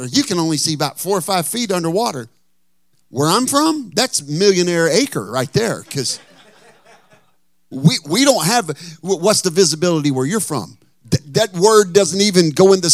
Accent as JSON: {"language": "English", "town": "Texarkana", "country": "United States", "moved": "as an adult", "lives_now": "Northern California, United States", "said": "in Texarkana where I'm from"}